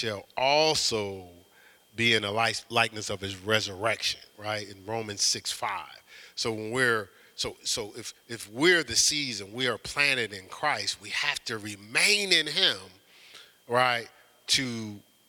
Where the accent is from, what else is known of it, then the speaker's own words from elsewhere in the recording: Newark, New Jersey, United States; when I was growing up in Newark, New Jersey